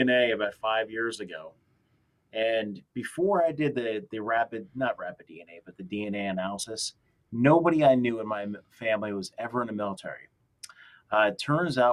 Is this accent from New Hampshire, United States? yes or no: no; New Jersey, United States; I grew up in New Jersey.